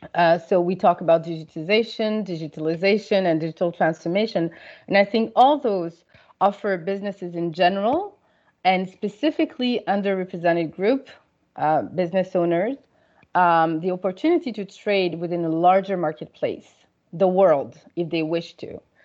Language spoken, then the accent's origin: English; Paris, Île-de-France, France; moved away as an adult; also born or lived in Senegal / United States / United Kingdom / Canada; I grew up in Paris